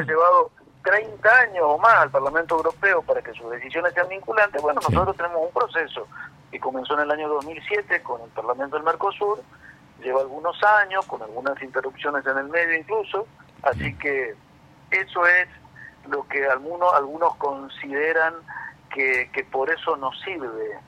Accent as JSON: {"language": "Spanish", "country": "Argentina", "said": "somos todos argentinos"}